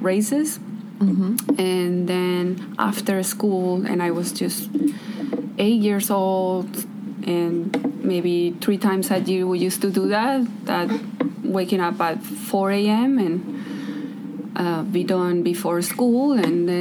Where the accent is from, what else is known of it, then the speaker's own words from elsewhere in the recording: Los Mochis, Sinaloa, Mexico; English is a second language; moved away as an adult; also born or lived in Kauai, Hawaii; now in Petersburg, United States; I'm from Los Mochis, Sinaloa, Mexico